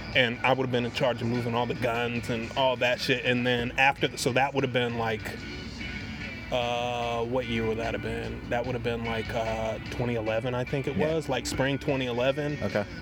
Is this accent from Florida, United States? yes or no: no; Wilmington, North Carolina, United States; also born or lived in Binghamton, New York; I grew up in Wilmington, North Carolina